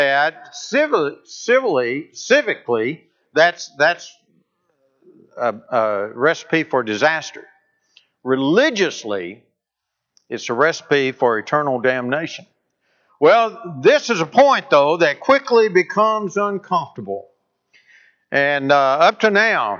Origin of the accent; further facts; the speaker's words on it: North Alabama, United States; moved away as an adult; also born or lived in Kentucky; I grew up in North Alabama